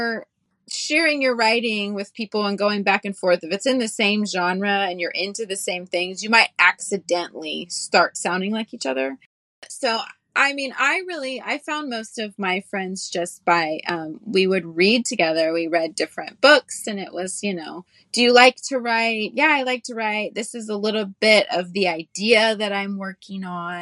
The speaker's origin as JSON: {"language": "English", "region": "the South", "country": "United States", "tie": "born or raised there", "said": "growing up in the South"}